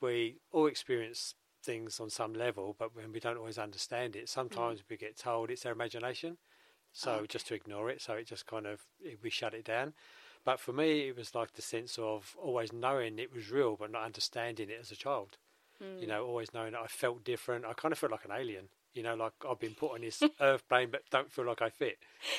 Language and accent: English; London, United Kingdom; Yeah, average, same as everybody else, in a typical East End working class family.